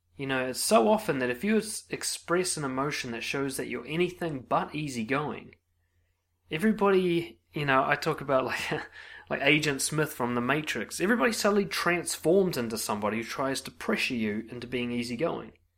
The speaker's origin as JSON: {"language": "English", "country": "New Zealand", "said": "as a New Zealander"}